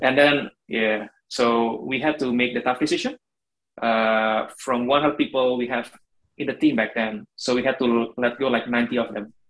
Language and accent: English; Indonesia; moved away as an adult; also born or lived in Germany